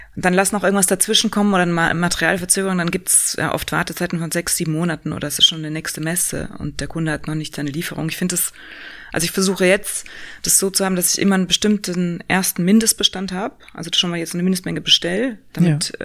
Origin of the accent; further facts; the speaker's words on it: Upper Bavaria, Germany; moved away as an adult; now in Berlin, Germany; ich komme äh, aus Oberbayern